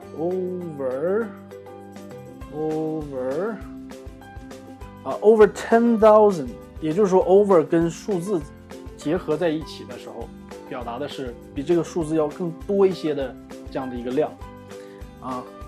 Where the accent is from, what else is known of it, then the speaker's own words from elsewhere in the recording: Northeast China, China; 我们东北人